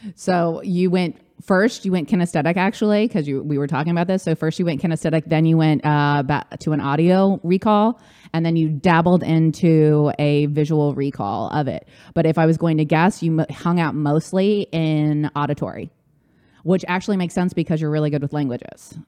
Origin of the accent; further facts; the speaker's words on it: Orange County, California, United States; now in New York City, United States; I grew up in Orange County